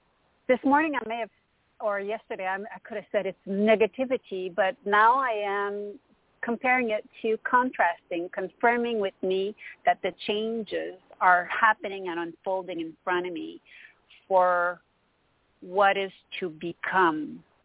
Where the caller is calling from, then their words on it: Montreal, Quebec, Canada; Hello, Toni. This is … from Montreal, Canada.